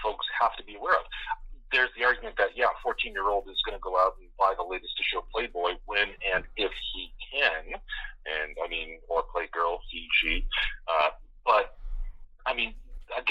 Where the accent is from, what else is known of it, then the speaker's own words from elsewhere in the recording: the Maritimes, Canada; I grew up in Maritime, so for me it was CBC, ATV, CTV, and when the weather was bad, whatever we could get out of Bangor, Maine